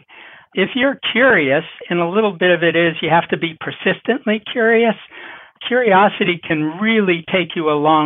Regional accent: Massachusetts, United States; moved away as an adult; also born or lived in Colorado / Wisconsin; now in Ithaca, United States; I actually grew up in Massachusetts, went to school in Colorado and Wisconsin, and then ended up here working for Cornell University for almost a decade

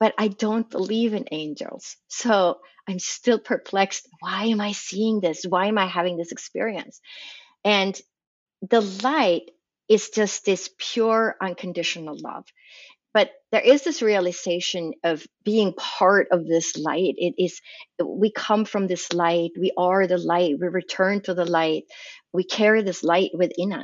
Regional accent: Sweden; moved away as an adult; now in United States; I was raised in Sweden, in Scandinavia

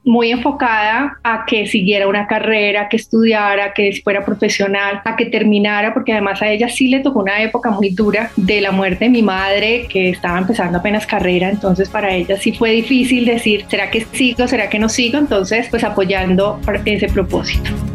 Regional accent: Cali, Valle del Cauca, Colombia; Yo soy caleña, estudié en un colegio de monjas además

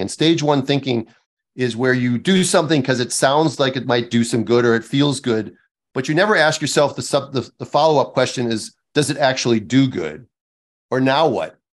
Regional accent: Midwest, United States; moved away; I'm from the Midwest

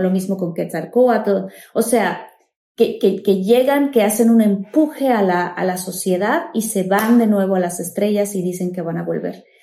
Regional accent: Tabasco, Mexico; yo que soy de Tabasco

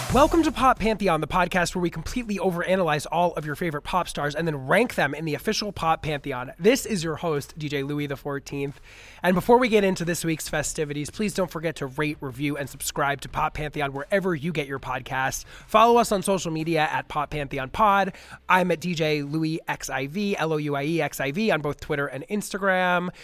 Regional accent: New York City, New York, United States; now in Los Angeles, United States; my hometown.

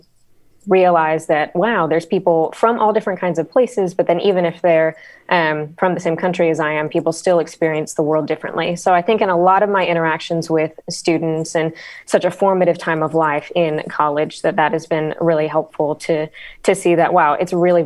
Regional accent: Houston, Texas, United States; I grew up here in Texas

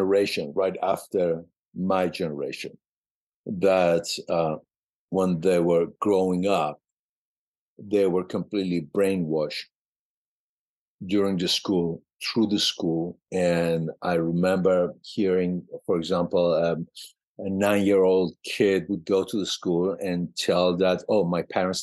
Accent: Mashhad, Razavi Khorasan, Iran; English is a second language; moved away as an adult; also born or lived in Germany; now in United States; I was born in Mashhad, Iran

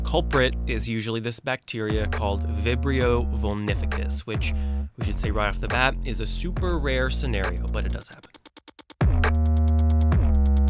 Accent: Texas, United States; now in New Orleans, United States; I grew up in Texas where we just didn't really eat them over there.

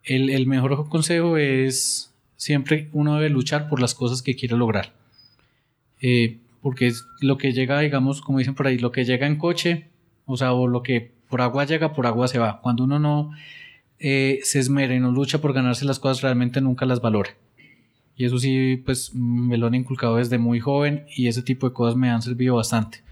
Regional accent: Pereira, Risaralda, Colombia; now in Bogotá, Colombia; yo vengo de Pereira y, ahora viviendo aquí en Bogotá

